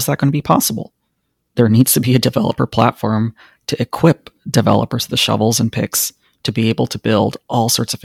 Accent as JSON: {"language": "English", "area": "San Francisco Bay Area", "region": "California", "country": "United States", "tie": "born or raised there", "said": "We grew up in the San Francisco Bay Area."}